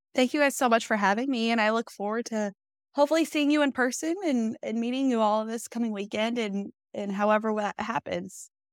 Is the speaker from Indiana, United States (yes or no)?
yes; Fishers, Indiana, United States; I was born and raised in Fishers, Indiana